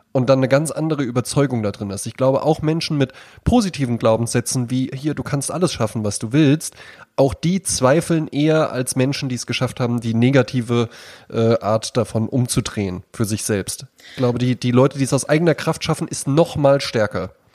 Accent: Germany; als Deutscher

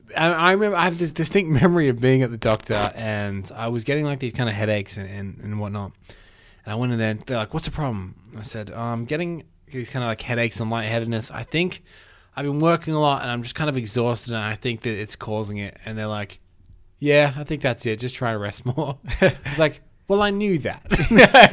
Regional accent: Australia

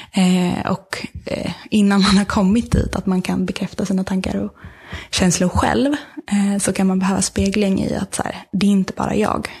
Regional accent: Sweden

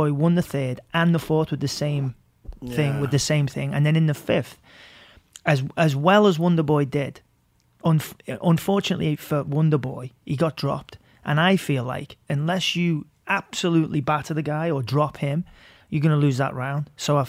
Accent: Liverpool, North West England, United Kingdom; And so I'm really happy for Till because I'm from Liverpool.

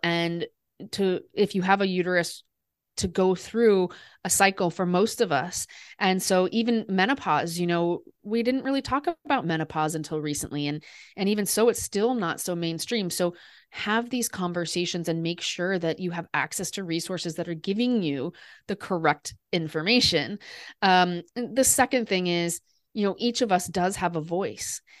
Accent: Des Moines, Iowa, United States; moved away; also born or lived in Paris; I grew up in Des Moines, Iowa, and so I grew up surrounded by people who didn't really travel a lot

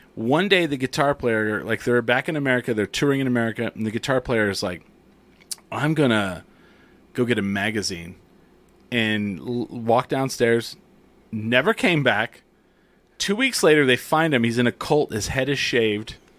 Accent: Clovis, New Mexico, United States; I grew up in Clovis

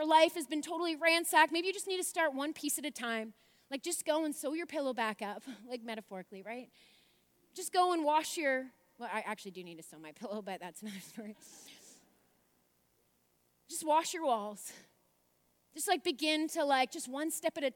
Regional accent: Port Hope, Ontario, Canada; now in Abbotsford, Canada; Port Hope, which is my hometown where I'm from

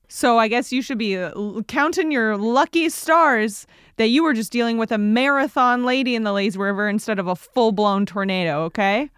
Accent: United States; I personally am an American

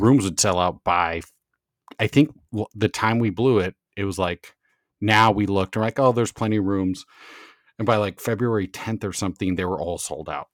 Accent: Southern California, United States; growing up in Southern California, SoCal Surfer Boy

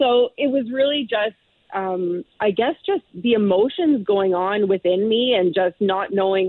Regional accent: Thornhill, Ontario, Canada; I grew up in Thornhill.

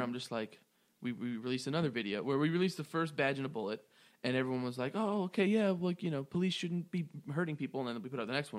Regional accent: Raleigh, North Carolina, United States; I'm from Raleigh. I'm going to be there on February 3rd.

